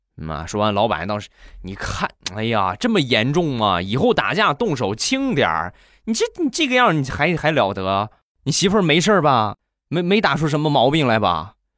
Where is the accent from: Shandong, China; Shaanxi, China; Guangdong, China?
Shandong, China; Rizhao; 就是我们山东的日照，也就是我的家乡